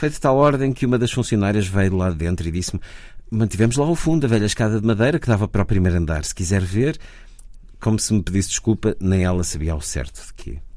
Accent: Lisbon, Portugal; E neste momento confesso que tenho alguma dificuldade em sentir que estou na minha terra. Todas as lojas têm nomes estrangeiros. A gente desce da Rua da Misericórdia até ao Rossio

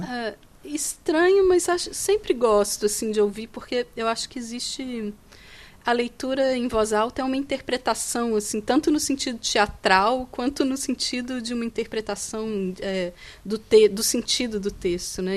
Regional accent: Minas Gerais, Brazil; eu sou de, de Minas Gerais, que Sim. é o estado de, do Carlos Drummond de Andrade

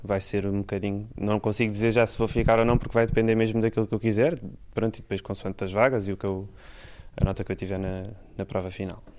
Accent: Lisbon, Portugal; now in Faro, Portugal; não sou de Faro, sou de Lisboa, mas estou a gostar muito de, da vida de Faro

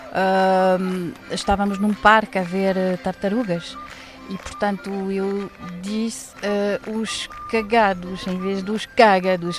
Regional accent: Waterloo, Wallonia, Belgium; Portuguese is a second language; moved away as an adult; also born or lived in Brussels; now in Lisbon, Portugal; eu sou belga, de, da cidade de Waterloo, perto de Bruxelas, e cheguei a Lisboa em 1985

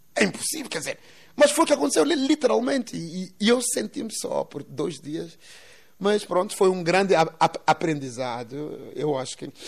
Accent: Quelimane, Zambezia, Mozambique; em Sangarivera, portanto, que é mesmo o, o bairro onde eu cresci

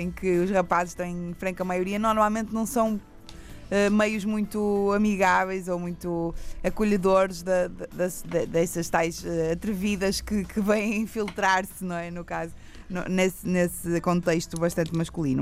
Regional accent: Porto, Norte, Portugal; accent: pronúncia do Norte; no Porto, que é a minha terra

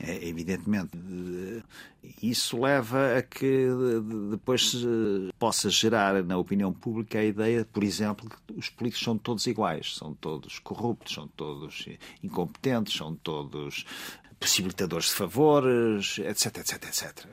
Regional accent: Alentejo, Portugal; no Alentejo, na, na, minha terra

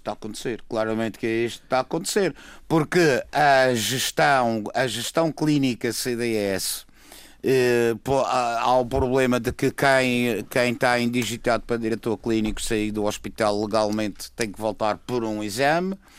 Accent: Madeira, Portugal; Como madeirense, como cidadão eleitor

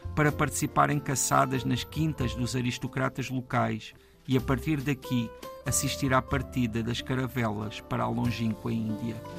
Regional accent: Alentejo, Portugal; now in Paço de Arcos, Portugal; no Alentejo, a minha terra

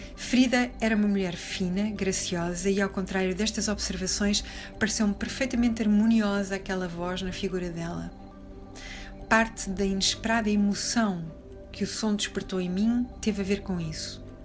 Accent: Portugal; sendo portugueses

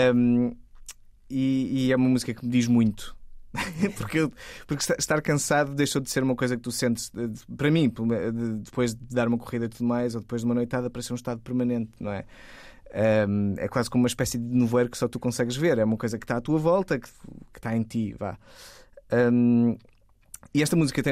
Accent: Torres Vedras, Lisbon, Portugal; eu sou de Torres Vedras, da é minha cidade

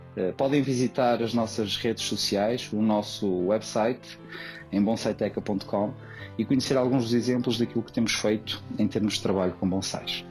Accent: Porto, Norte, Portugal; sou natural do Porto

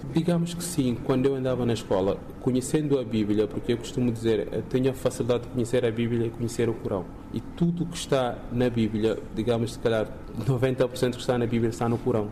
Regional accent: Guinea-Bissau; moved away as an adult; now in Portugal; Quando eu saí da Guiné

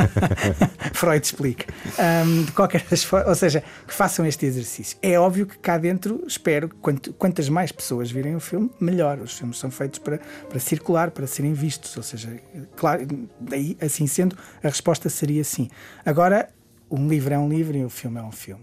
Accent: Guimarães, Norte, Portugal; sou nortenho, vá lá, sou de Guimarães, uh, ou do Entrador e Minho, uh, um dos sítios a que chamo casa

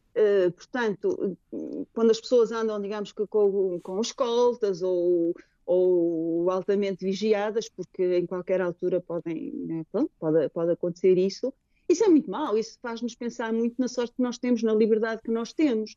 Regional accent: Portugal; moved away as an adult; now in Maputo, Mozambique; Tenho muitas saudades da minha terra, da minha casa, dos meus amigos

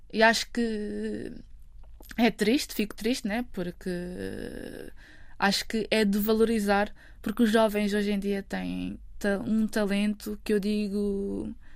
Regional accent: Amadora, Lisbon, Portugal; eu cresci na Amadora, num bairro social

